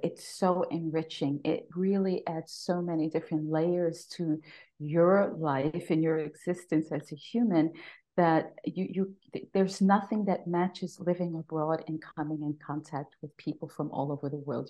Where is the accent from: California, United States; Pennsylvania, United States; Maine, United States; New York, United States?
New York, United States; New York City; moved away as an adult; now in Austria; I am a native New Yorker, born and raised, raised in the Bronx